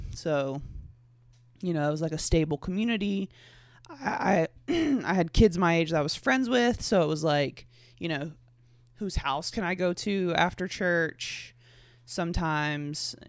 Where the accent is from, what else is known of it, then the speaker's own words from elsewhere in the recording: the Bible Belt, United States; I grew up in the Bible Belt. I'm still in the Bible Belt.